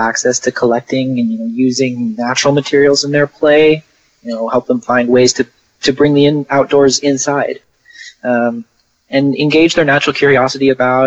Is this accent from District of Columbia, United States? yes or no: no; Portland, Oregon, United States; moved away as an adult; also born or lived in San Antonio, Texas; now in Houston, United States; I grew up in Portland, Oregon, and then I moved to San Antonio